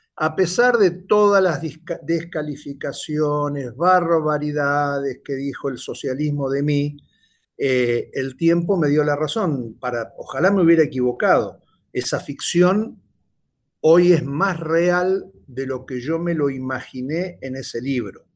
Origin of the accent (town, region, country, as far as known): Argentina